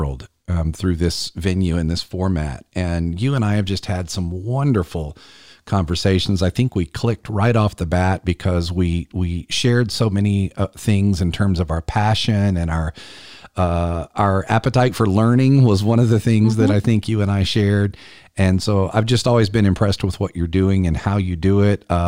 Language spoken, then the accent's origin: English; South Carolina, United States; South Carolina is my home state